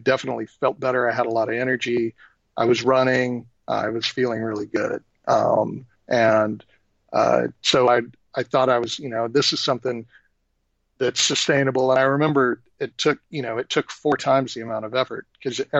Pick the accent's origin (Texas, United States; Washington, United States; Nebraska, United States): Texas, United States; moved away; I'm originally from Texas, just a Southern boy